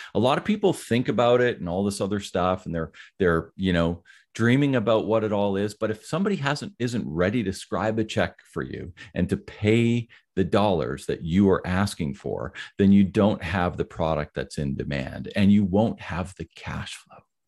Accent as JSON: {"language": "English", "town": "Ottawa", "region": "Ontario", "country": "Canada", "tie": "born or raised there", "also_born_or_lived": "near Toronto, Ontario", "said": "I grew up in the Ottawa area, which is the capital of Canada."}